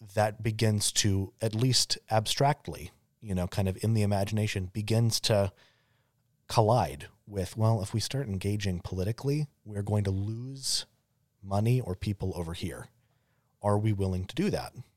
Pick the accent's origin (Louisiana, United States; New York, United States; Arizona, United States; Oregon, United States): Arizona, United States; growing up in Arizona